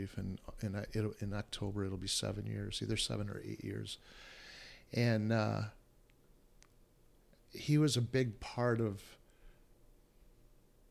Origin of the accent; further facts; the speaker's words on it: Alpena, Michigan, United States; moved away; Alpena, my hometown